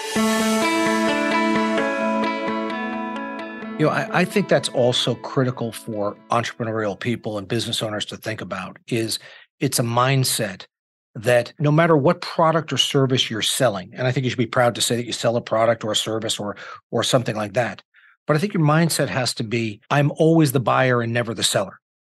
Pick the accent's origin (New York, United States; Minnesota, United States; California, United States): New York, United States; also born or lived in Indiana; I'm a New Yorker with Midwestern sensibilities